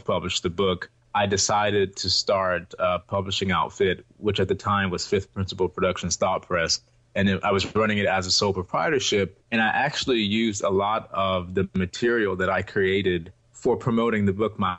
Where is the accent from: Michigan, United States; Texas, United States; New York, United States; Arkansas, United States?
Texas, United States; Houston; also born or lived in Ohio; I was born and raised here in Houston